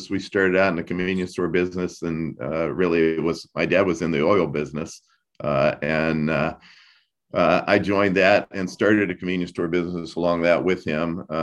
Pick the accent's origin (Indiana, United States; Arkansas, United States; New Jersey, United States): Indiana, United States; Columbus; also born or lived in Louisville, Kentucky / St. Petersburg, Florida; we're from Columbus, Indiana, uh, and have a home in Louisville, Kentucky, and also St. Pete, Florida.